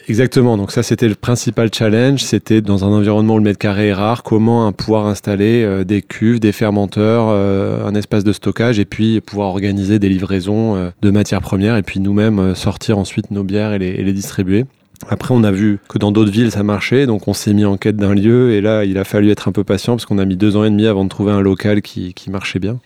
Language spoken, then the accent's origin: French; Bordeaux, Nouvelle-Aquitaine, France; also born or lived in United States; now in Paris, France; nous on est de Bordeaux